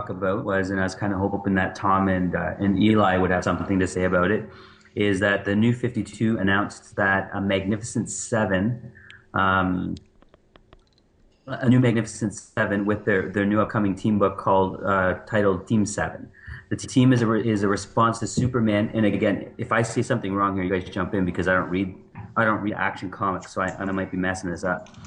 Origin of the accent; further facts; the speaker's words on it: Kitchener, Ontario, Canada; born or raised there